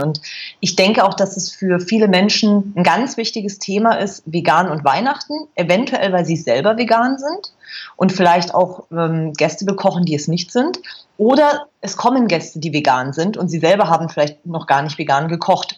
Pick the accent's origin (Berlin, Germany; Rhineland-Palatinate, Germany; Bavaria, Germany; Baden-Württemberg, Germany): Bavaria, Germany; Berchtesgaden; moved away as an adult; Ich bin in Berchtesgaden groß geworden in Bayern